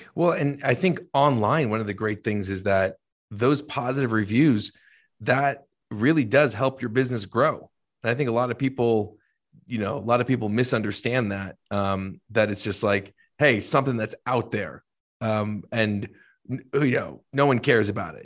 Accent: New Jersey, United States; I'm from Jersey

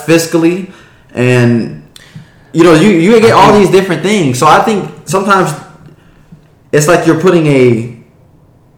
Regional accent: the South, United States; born or raised there; moved away

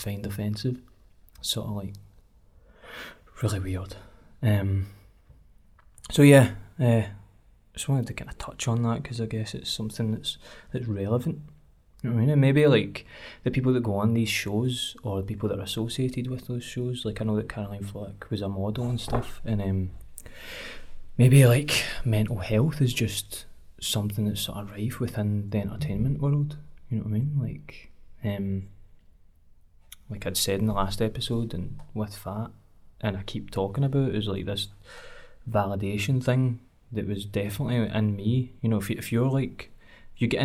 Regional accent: Cumbernauld, Scotland, United Kingdom; I'm from Cumbernauld, and the areas of Cumbernauld that I've grown up

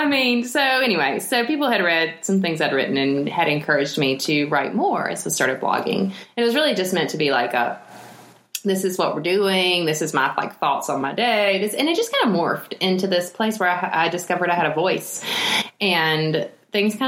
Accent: Elberton, Georgia, United States; I am from Elberton, was raised in North Georgia and still live over here in North Georgia, just more in the mountains now.

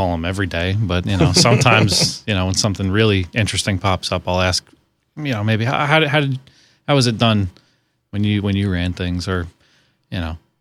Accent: Monroe County, Pennsylvania, United States; also born or lived in Staten Island, New York / New York City; We moved here when I was about four, so I mostly grew up here

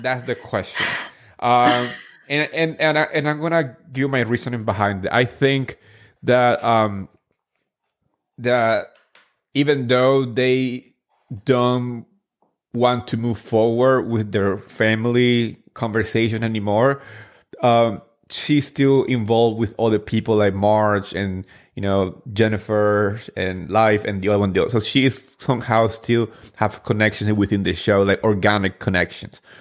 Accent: New Jersey, United States; I grew up in Jersey. I grew up in Richwood, the town where they actually filmed the first season.

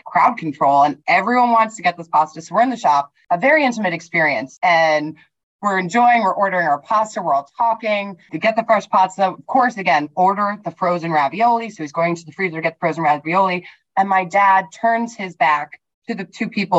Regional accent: Westchester, New York, United States; also born or lived in Manhattan, New York; I was born in Manhattan, but I was raised in Westchester.

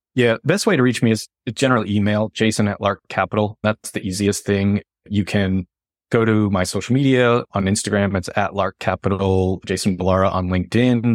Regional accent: Northeast, United States; moved away; I'm from the Northeast

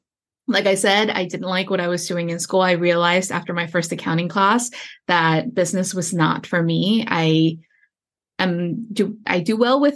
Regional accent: Houston, Texas, United States; I grew up in Houston, Texas, on the southeast side of town within the Loop. For those of you that are familiar with Houston, Texas, the neighborhood I grew up in is called Pecan Park.

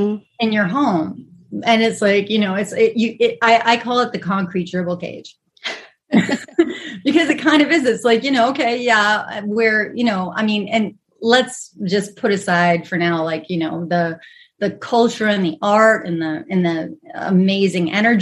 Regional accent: New York City, New York, United States; moved away as an adult; now in Los Angeles, United States; So I was actually born in Los Angeles. And then when I was 2 years old, my father got work in New York. And so we moved to Manhattan, Midtown. And that's where I was raised.

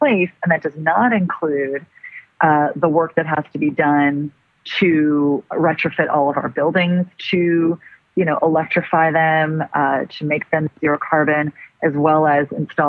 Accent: Los Angeles, California, United States; I'm actually born and raised Angelina.

